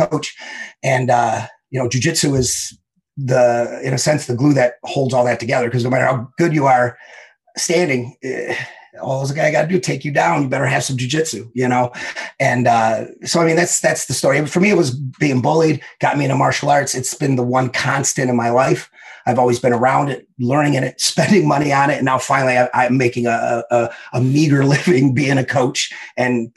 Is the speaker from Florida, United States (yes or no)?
no; Detroit, Michigan, United States; I grew up in Southwest Detroit